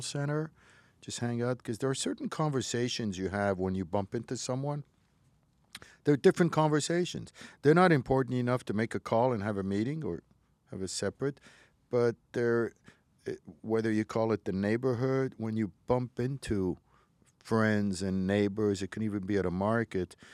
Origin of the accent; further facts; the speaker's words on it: Montreal, Quebec, Canada; English is a second language; I grew up in Montreal. I was a little kid, didn't know a word of English. I was eight years old